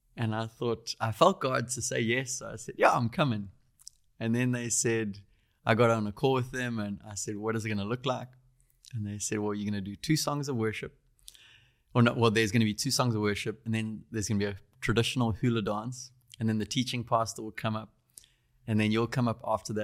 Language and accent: English; Durban, KwaZulu-Natal, South Africa; I grew up in Durban, South Africa.